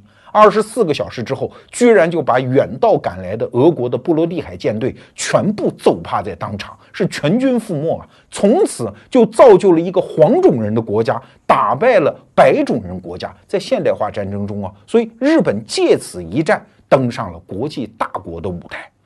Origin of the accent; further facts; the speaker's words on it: China; 作为我们中国人嘛